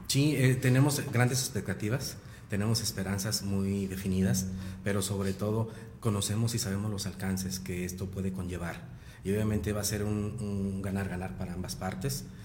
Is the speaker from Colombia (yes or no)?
no; Mexico; como mexicanos